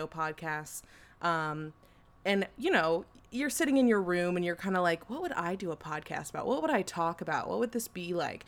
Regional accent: Colorado, United States; I grew up in Colorado

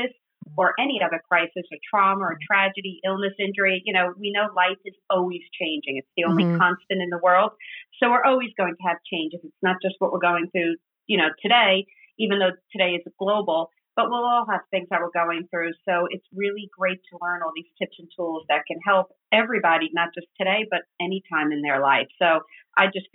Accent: New York, United States; moved away as an adult; now in New Jersey, United States; I'm from New York, but I now live in New Jersey

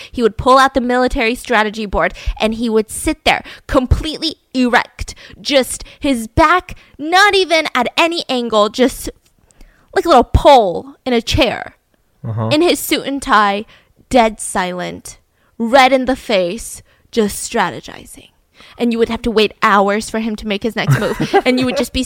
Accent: Georgia, United States; I was born and raised in Georgia

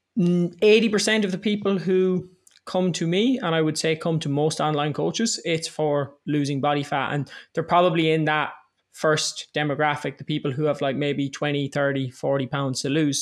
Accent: Ireland; I'm twenty-eight years old, I'm Irish

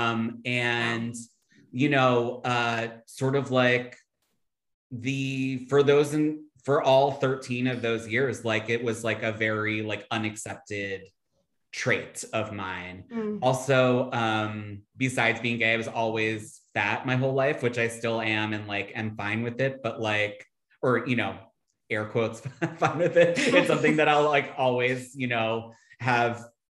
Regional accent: Philadelphia, Pennsylvania, United States; moved away as an adult; I grew up in Philly, Center City, right by South Street

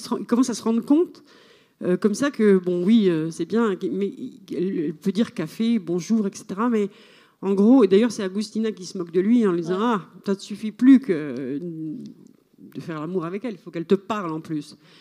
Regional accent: Switzerland; moi je dis que je suis suisse là-bas

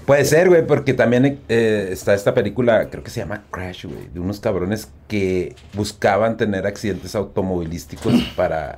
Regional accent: Ciudad Juárez, Chihuahua, Mexico; el Mario y yo crecimos y vivimos en la Zapata

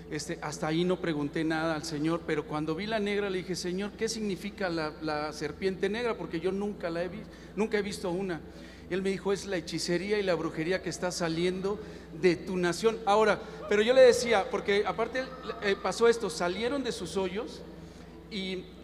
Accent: Toluca, State of Mexico, Mexico; Toluca, está de México.

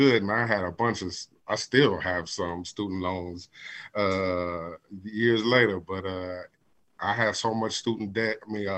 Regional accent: Gary, Indiana, United States; moved away as an adult; also born or lived in Savannah, Georgia; I'm originally from Gary, Indiana

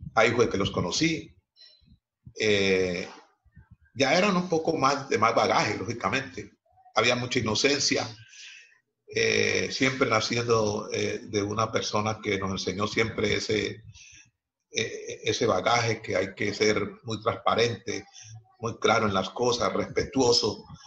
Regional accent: Cali, Valle del Cauca, Colombia; padres chocuanos radicados en la ciudad de Cali, la ciudad donde yo nací

